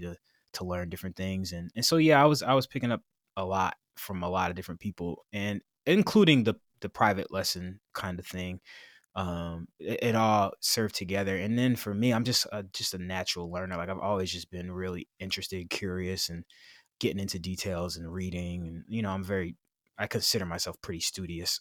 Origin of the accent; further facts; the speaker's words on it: Kingston, New York, United States; I'm from Kingston, New York, which is a small city about ninety miles north of Manhattan